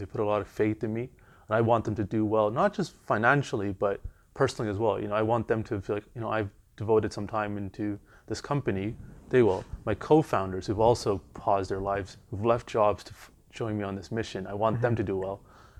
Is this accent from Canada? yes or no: yes; Toronto, Ontario, Canada; moved away as an adult; also born or lived in Montreal; now in London; So I grew up in Weston, and then before I moved to Montreal, I lived in Jane and Finch.